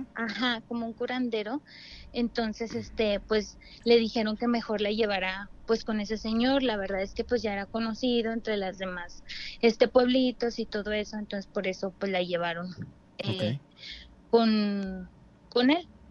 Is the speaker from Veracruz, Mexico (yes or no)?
no; Torreón, Coahuila, Mexico; now in Mexico City, Mexico; vivo aquí en la Ciudad de México, pero este soy de Torreón, Coahuila.